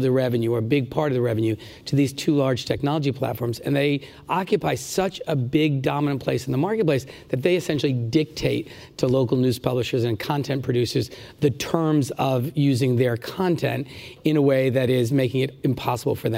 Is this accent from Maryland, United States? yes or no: no; Rhode Island, United States; the Providence Journal, which is the newspaper in my home state